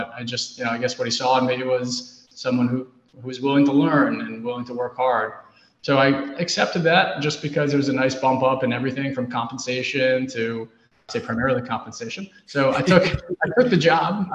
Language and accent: English; New York City, New York, United States; growing up in New York City